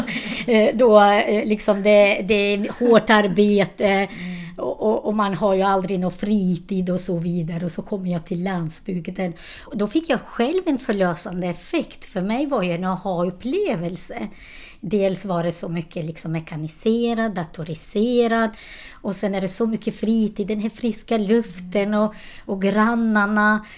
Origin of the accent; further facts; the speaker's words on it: Kosovo; Swedish is a second language; also born or lived in Borlänge, Sweden; now in Sweden; Jag kommer från Kosova. Jag kom till Sverige på 90-talet